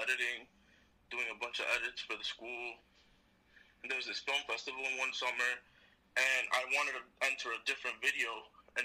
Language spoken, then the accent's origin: English; Lawrence, Massachusetts, United States; I'm from Lawrence, Massachusetts